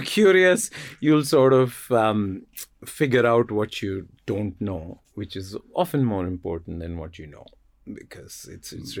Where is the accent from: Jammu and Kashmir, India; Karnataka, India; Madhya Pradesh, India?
Jammu and Kashmir, India; moved away; also born or lived in United States; growing up in Kashmir, which is a fascinating place but an economic wasteland